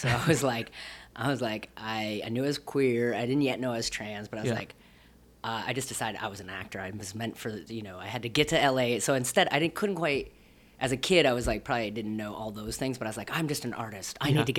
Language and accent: English; Rutland, Vermont, United States; moved away; also born or lived in Burlington, Vermont / Winooski, Vermont; Kind of around southern Vermont and then outside of Burlington. So I grew up in a town called Rutland.